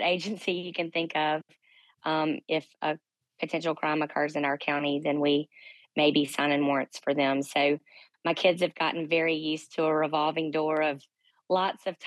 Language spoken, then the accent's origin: English; Canton, Mississippi, United States; my hometown of Canton, Mississippi